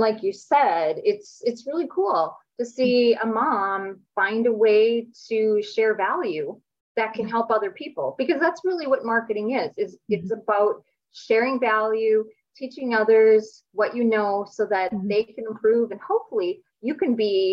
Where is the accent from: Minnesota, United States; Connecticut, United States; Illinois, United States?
Minnesota, United States; I was born and raised in Minnesota